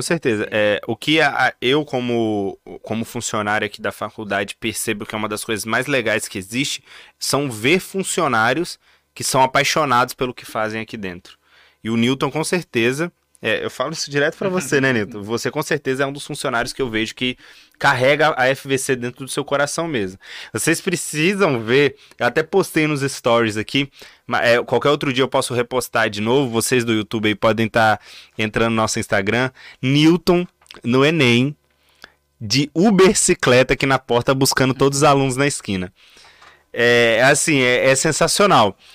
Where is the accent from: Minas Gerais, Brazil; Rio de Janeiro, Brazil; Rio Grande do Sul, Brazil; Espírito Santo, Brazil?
Espírito Santo, Brazil; Vitória; Eu sou de Vitória